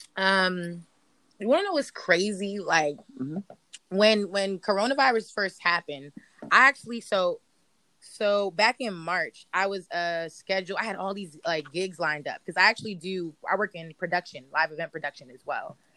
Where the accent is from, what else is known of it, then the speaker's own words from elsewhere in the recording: Prince George's County, Maryland, United States; moved away as an adult; now in Philadelphia, United States; I'm not from Baltimore. I'm from PG County.